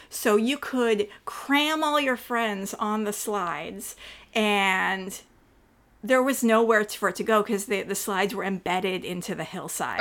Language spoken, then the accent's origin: English; Northern California, United States; also born or lived in Clayton, California; I grew up in Northern California